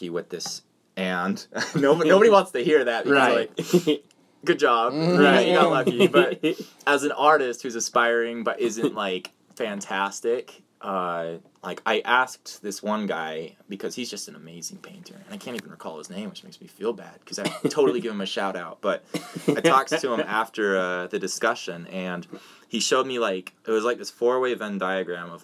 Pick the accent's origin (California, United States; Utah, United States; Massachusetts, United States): Utah, United States; Hyde Park; I moved here when I was 12 years old